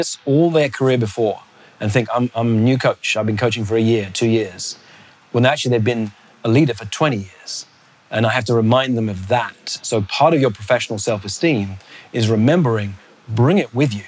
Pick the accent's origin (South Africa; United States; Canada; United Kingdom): United Kingdom; London; also born or lived in Botswana; I come from London where we have double-decker buses.